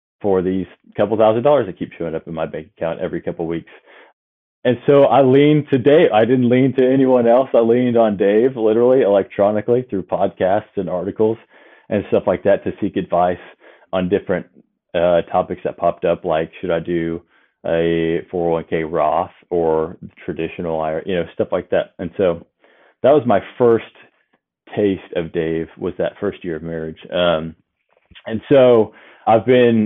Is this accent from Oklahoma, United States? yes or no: yes; Northeast Oklahoma, United States; also born or lived in Arkansas; I'm originally from Northeast Oklahoma